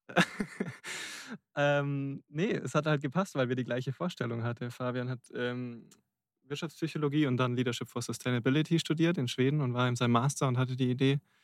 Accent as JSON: {"language": "German", "town": "Rosenheim", "region": "Bavaria", "country": "Germany", "tie": "born or raised there", "said": "in Rosenheim in meiner Heimatstadt"}